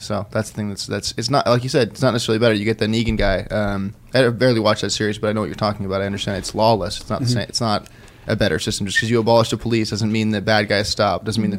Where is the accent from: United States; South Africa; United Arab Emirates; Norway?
South Africa; As a South African, it's the weirdest thing.